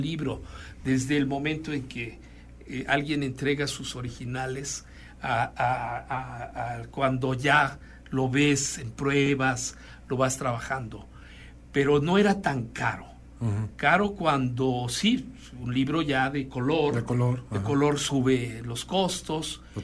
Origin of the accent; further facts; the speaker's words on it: Puebla, Mexico; now in Guanajuato, Mexico; mi familia es oriunda de Chiapas, yo no, yo soy de Puebla